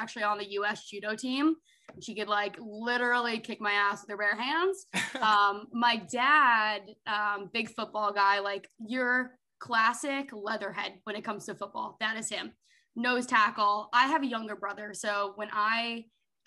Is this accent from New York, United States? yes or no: yes; Long Island, New York, United States; also born or lived in Tampa, Florida; born and raised in New York, Long Island kid